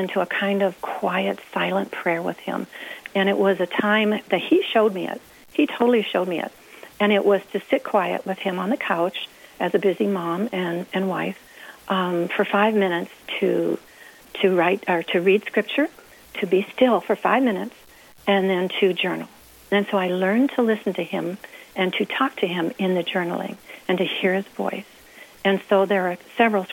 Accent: about 30 miles south of St. Louis, Missouri, United States; moved away as an adult; also born or lived in Leavenworth, Kansas; I was born and raised in Missouri, about 30 miles south of St. Louis

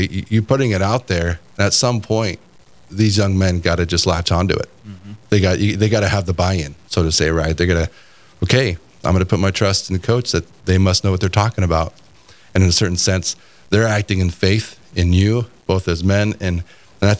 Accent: California, United States; I grew up in California

